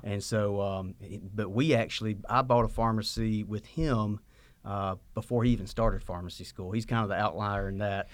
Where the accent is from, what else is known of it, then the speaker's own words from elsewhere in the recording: Sylvania, Georgia, United States; moved away as an adult; now in Statesboro, United States; I grew up in Sylvania, Georgia, in my dad's pharmacy